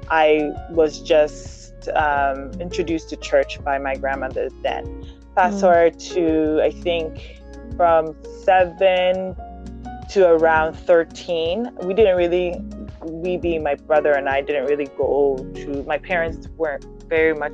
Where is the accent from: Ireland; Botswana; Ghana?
Ghana; moved away; also born or lived in Germany; I was in Ghana. From there, uh, when I was born, I was born in Germany. So when my mom moved back to Ghana